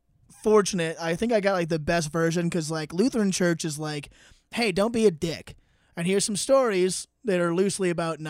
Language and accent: English; East Coast, United States; now in Seattle area, United States; I'm from the East Coast